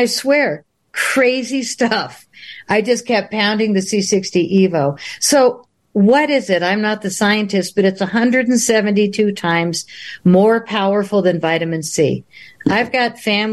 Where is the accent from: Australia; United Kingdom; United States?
United States; Boulder, Colorado; I'm a girl from Boulder